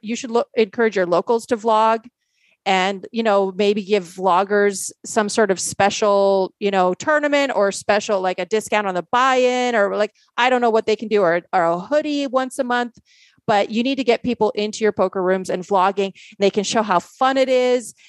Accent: Canada; also born or lived in Poland; I grew up playing in Canada

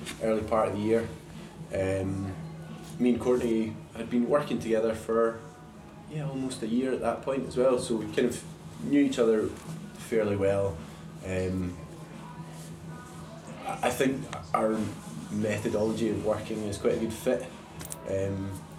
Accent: Perth, Scotland, United Kingdom; moved away as an adult; now in Glasgow, United Kingdom; So I'm originally from Perth. So I moved through to Glasgow like 15 years ago for uni

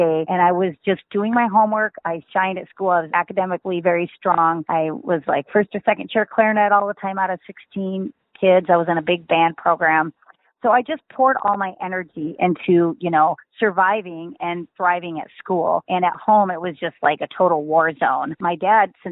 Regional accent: Midwest, United States; I grew up in the Midwest in a really small town.

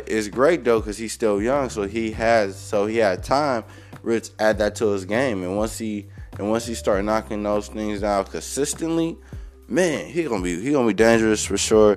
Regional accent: Cleveland, Ohio, United States; I'm from Cleveland. I was born in Cleveland

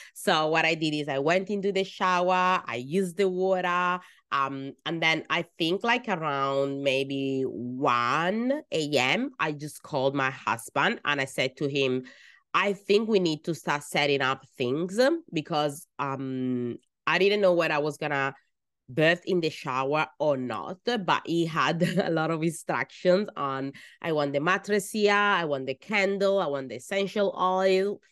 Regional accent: Italy; first language Italian; English is a second language; moved away as an adult; now in Australia; I was born in Italy

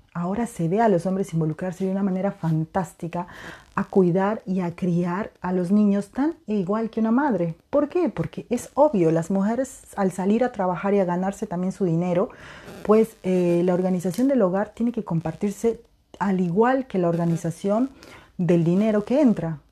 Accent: Peru; now in Europe; en mi país de nacimiento, en Perú

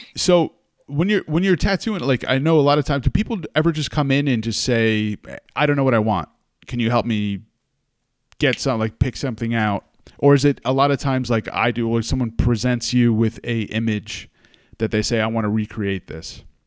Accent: New York, United States; moved away as an adult; also born or lived in Hudson Valley, New York; now in California, United States; growing up in New York and living in the Hudson Valley most of my life

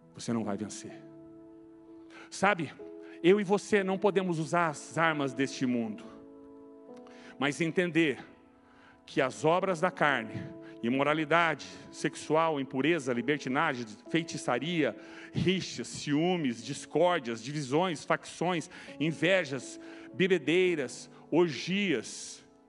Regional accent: Brazil; nós somos brasileiros porque nascemos no Brasil

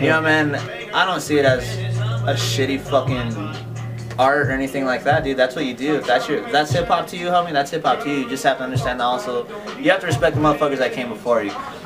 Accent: Weld County, Colorado, United States; I'm from Colorado, Weld County, Colorado.

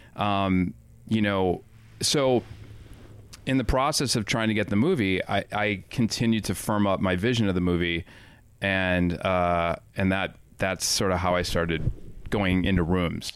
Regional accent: Highland Park, Illinois, United States; also born or lived in Evanston, Illinois; I grew up in John Hughes country. Highland Park, Illinois, Evanston, Illinois.

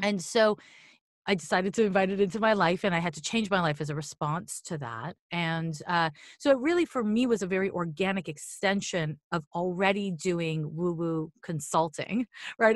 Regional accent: Montreal, Quebec, Canada; I'm from Montreal

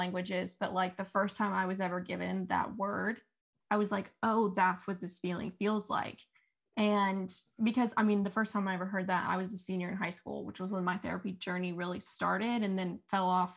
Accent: Fairmont, West Virginia, United States; moved away as an adult; also born or lived in Huntington; I'm not from Huntington, so I'm from Fairmont, and home was three hours away from me

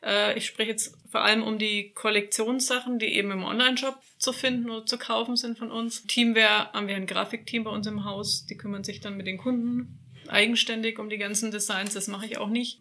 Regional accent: Nuremberg, Bavaria, Germany; also born or lived in Franconian Lake District; Ich bin Nürnbergerin, bin quasi nicht so allzu weit von meiner Heimat hier entfernt

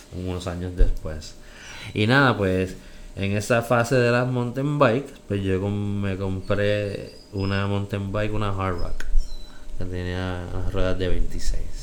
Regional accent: Bayamón, Puerto Rico; moved away as an adult; also born or lived in New York, United States / Aguadilla, Puerto Rico; Soy boricua

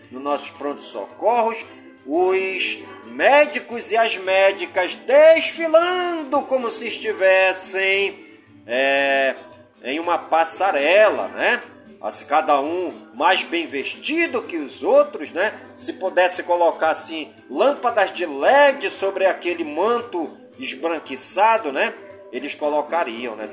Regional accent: Careiro da Várzea, Amazonas, Brazil; em todas as comunidades do Careiro da Várzea, a minha cidade natal

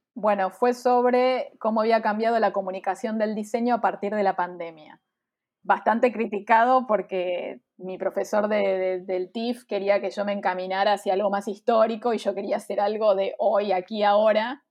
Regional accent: Buenos Aires, Argentina; soy de Buenos Aires, Argentina

